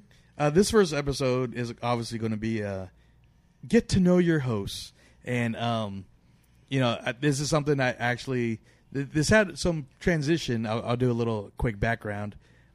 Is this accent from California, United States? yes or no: yes; Sacramento, California, United States; I'm from Sacramento, Sacramento area, and Alex is in San Francisco.